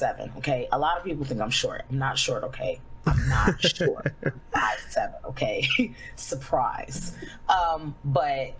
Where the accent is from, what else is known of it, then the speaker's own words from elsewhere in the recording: New York City, New York, United States; I grew up in the hood. I grew up in Flatbush, Brooklyn